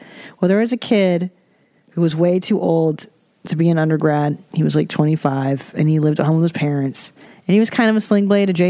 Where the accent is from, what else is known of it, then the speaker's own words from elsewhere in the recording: San Fernando Valley, California, United States; I grew up in the San Fernando Valley.